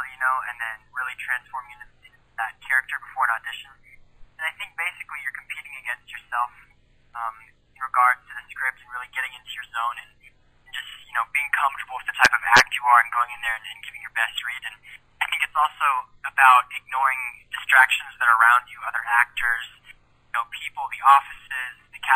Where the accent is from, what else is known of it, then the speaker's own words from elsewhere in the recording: Newport, Washington, United States; I'm a country music singer-songwriter from Newport, Washington.